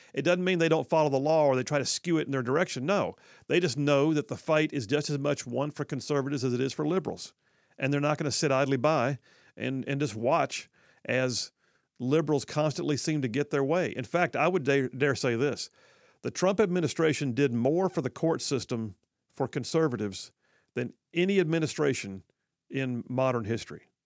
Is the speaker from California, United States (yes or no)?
no; Huntsville, Alabama, United States; when I was growing up in Huntsville